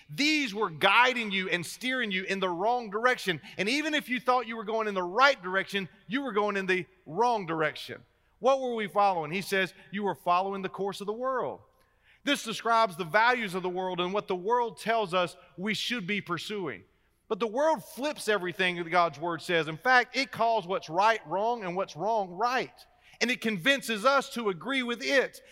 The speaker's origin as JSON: {"language": "English", "town": "Wilmington", "region": "North Carolina", "country": "United States", "tie": "born or raised there", "said": "I am a native of North Carolina. In fact, I grew up uh, on the coast. I grew up in Wilmington down by the beach"}